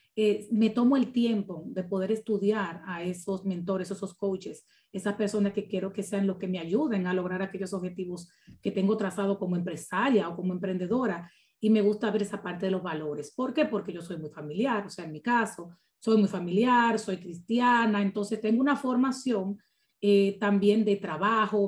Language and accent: Spanish; Dominican Republic; como buen dominicano te lo digo